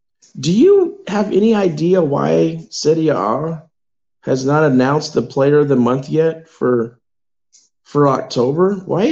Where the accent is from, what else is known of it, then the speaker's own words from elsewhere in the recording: United States; Dude, man, I'm still American, though.